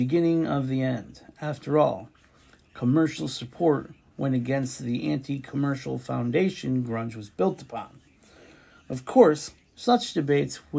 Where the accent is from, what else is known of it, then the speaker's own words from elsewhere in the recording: Bridgeport, Connecticut, United States; Here in my hometown Bridgeport